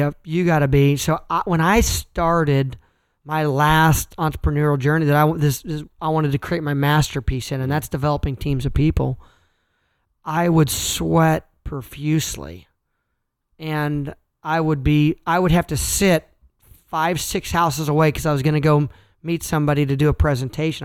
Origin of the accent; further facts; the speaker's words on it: Kansas, United States; I'm from Kansas and I'm a farm kid.